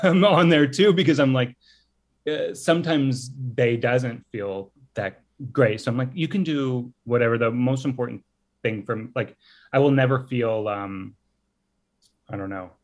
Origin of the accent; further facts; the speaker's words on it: Texas, United States; I'm from Texas